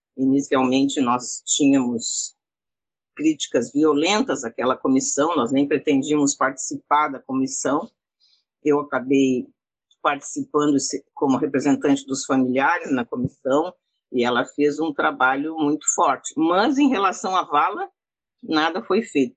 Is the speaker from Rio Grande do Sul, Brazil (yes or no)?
yes; Porto Alegre, Rio Grande do Sul, Brazil; atualmente moro em Porto Alegre, sou, sou gaúcha, nasci aqui